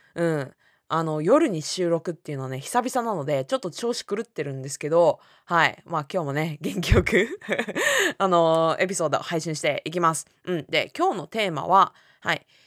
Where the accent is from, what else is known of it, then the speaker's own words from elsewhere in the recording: Japan; first language Japanese; 私たちって日本人だから日本語が母語だから